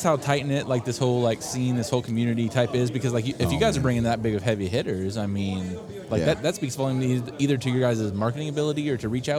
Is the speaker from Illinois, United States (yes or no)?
no; Point Pleasant, West Virginia, United States